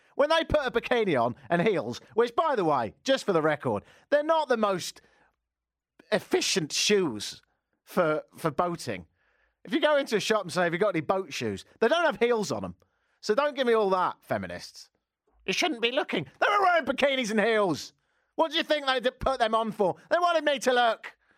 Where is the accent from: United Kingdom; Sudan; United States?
United Kingdom; England; moved away; I am a global dude, hence the, uh, accent. I'm English